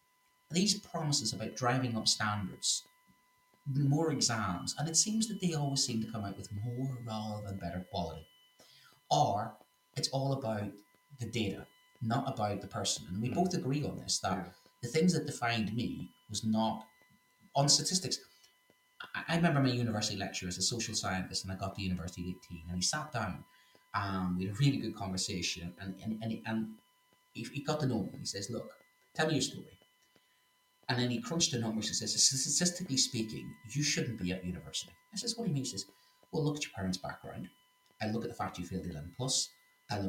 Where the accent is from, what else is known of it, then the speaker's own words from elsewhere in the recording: Northern Ireland, United Kingdom; accent: Northern Irish; do I speak French with a Northern Irish accent?